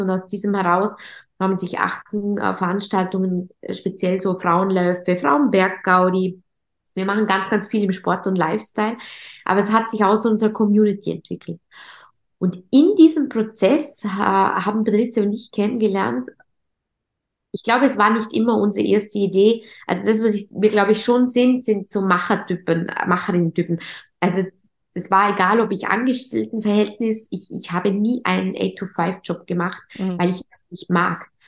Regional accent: Vorarlberg, Austria; accent: Vorarlberg dialect; Wie man an meinem Dialekt hört und immer hören wird, bin ich äh, eine, eine Vorarlbergerin, eine stolze Vorarlbergerin

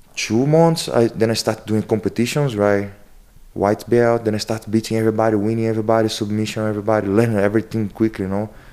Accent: Rio de Janeiro, Brazil; English is a second language; moved away as an adult; now in Ireland; I'm come from Rio de Janeiro, and it's a very deep and hide city called Chingua.

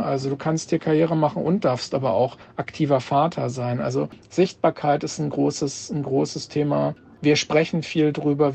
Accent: Kassel, Hesse, Germany; moved away as an adult; now in Hamburg, Germany; bin gebürtiger Kassler

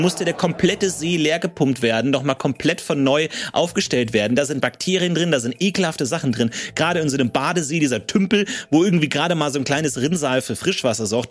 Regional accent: Ebersberg, Bavaria, Germany; wo ich aufgewachsen bin, in Ebersberg

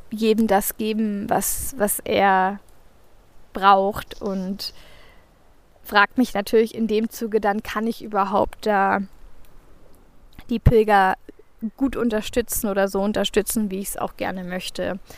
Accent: Northern Germany, Germany; Aber als Norddeutsche habe ich da immer so ein bisschen Respekt vor diesen ganzen Höhenmetern.

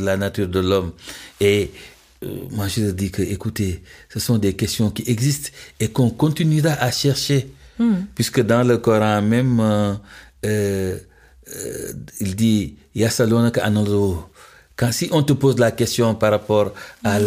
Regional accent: Senegal; Je suis musulman, je suis sénégalais, je suis dans les valeurs de mon terroir

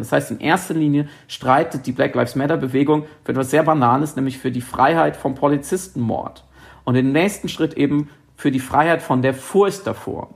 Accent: Germany; ich als Deutscher

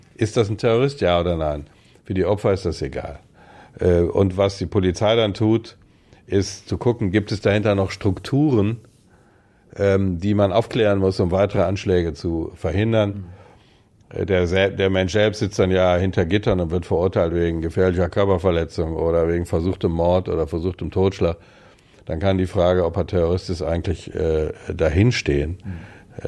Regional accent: West Germany, Germany; moved away as an adult; Ich gelte in weiten Teilen noch als Wessi, weil ich aus sozusagen im Westen stamme, obwohl ich die meiste berufliche Zeit im Osten verbracht habe

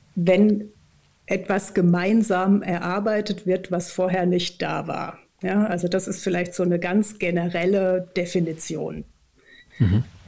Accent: Germany; moved away as an adult; also born or lived in Saint-Étienne, France / Berlin; Ich bin auf dem Land aufgewachsen, im südlichen Odenwald, ähm, also ungefähr zwischen äh, Heidelberg und Würzburg

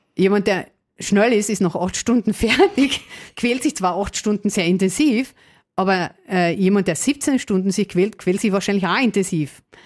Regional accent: Carinthia, Austria; Wie man wahrscheinlich unschwer hören kann, komme ich aus Kärnten. ähm, ja, bin auch dort geboren

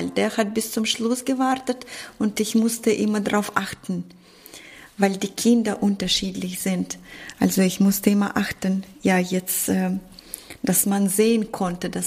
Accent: Northern Germany, Germany; Doch, ich komme aus Norddeutschland und wir sagen hier moin.

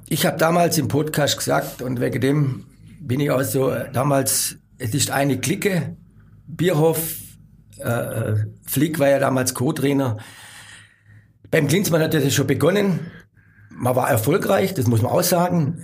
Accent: Germany; als Deutscher

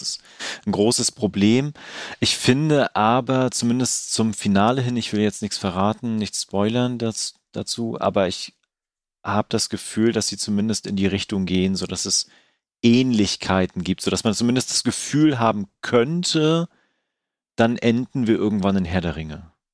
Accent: Mecklenburg-Vorpommern, Germany; hier in, in Mecklenburg, wo ich herkomme

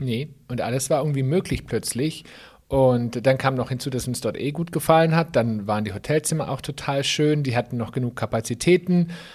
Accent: Swabia, Germany; als Schwabe

